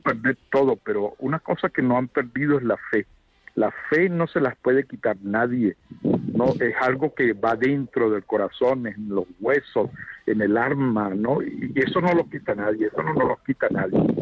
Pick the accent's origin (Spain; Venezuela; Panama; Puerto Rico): Venezuela; moved away as an adult; now in Uganda; soy venezolano de nacimiento y bueno, eh, me ha tocado también vivir la experiencia de, de dejar Venezuela